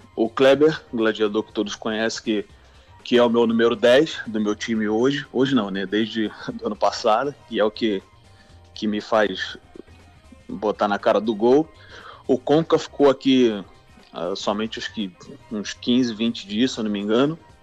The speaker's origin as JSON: {"language": "Portuguese", "region": "Rio de Janeiro", "country": "Brazil", "said": "Eu sou carioca, botafoguense, vim de uma família botafoguense"}